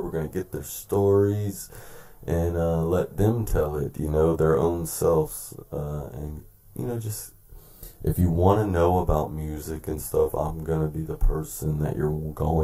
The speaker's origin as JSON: {"language": "English", "town": "Tampa", "region": "Florida", "country": "United States", "tie": "born or raised there", "lives_now": "Bell, United States", "said": "I was born and raised in Tampa, Florida"}